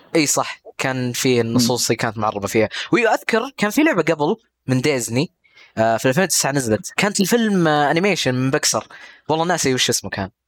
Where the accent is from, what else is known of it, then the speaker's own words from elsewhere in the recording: Saudi Arabia; عندنا في السعوديه